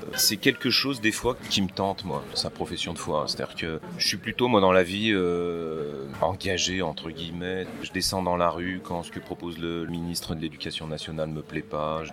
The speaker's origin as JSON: {"language": "French", "town": "Charlieu", "region": "Auvergne-Rhône-Alpes", "country": "France", "tie": "born or raised there", "moved": "yes", "said": "je vais retourner dans le lieu où je suis né, à, Charlieu, dans la Loire"}